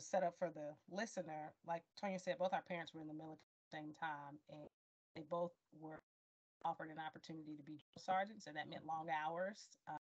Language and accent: English; Fort Bragg, North Carolina, United States; born there; Growing up as a military brat, I was born in Fort Bragg. We moved around a little bit. Both our parents were in the military.